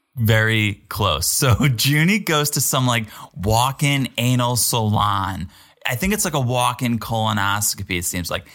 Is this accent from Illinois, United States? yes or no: no; Connecticut, United States; I'm from America. I'm from Connecticut